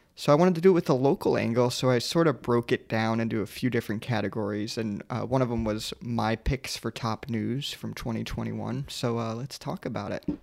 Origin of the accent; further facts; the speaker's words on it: Sarasota, Florida, United States; moved away; I come from Sierra, Sarasota, and at C S T Key Beach